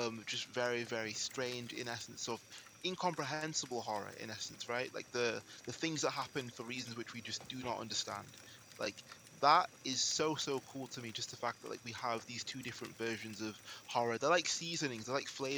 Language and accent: English; England, United Kingdom; I'm speaking as an English person in England